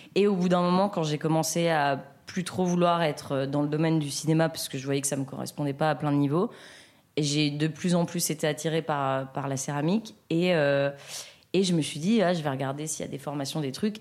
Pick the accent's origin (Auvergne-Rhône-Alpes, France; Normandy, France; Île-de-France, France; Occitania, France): Auvergne-Rhône-Alpes, France; between Lyon and Grenoble; now in Paris, France; je viens de entre Lyon et Grenoble, un petit village dans lequel j'ai grandi